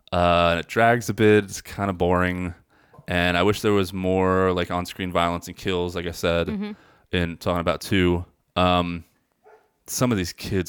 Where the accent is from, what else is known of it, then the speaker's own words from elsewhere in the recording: McGuire Air Force Base, New Jersey, United States; I grew up in McGuire Air Force Base, which is more, I know a lot of New Jerseyans don't believe in central New Jersey.